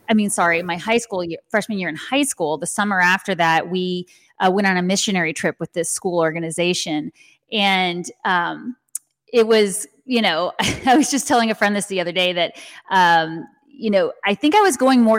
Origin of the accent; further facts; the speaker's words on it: San Antonio, Texas, United States; Yes, and you know, and you some people ask me why I don't have more of a southern accent. I think you can hear it sometimes